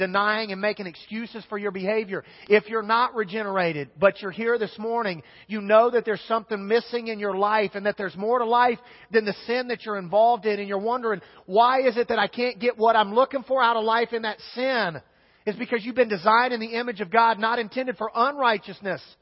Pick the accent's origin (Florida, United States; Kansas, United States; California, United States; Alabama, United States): Kansas, United States; I'm from Kansas